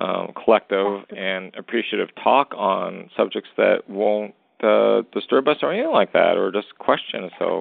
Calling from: Western Canada, Canada; I'm calling from Western Canada.

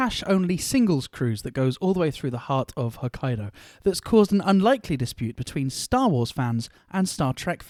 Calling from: United Kingdom; calling in from the UK.

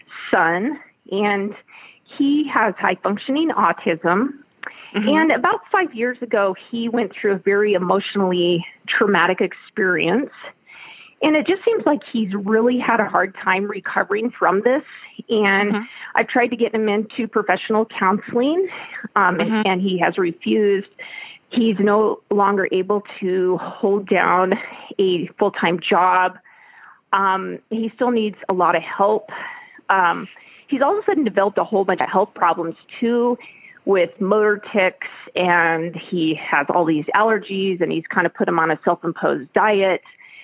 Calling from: Denver, Colorado, United States; I am calling from Denver, Colorado.

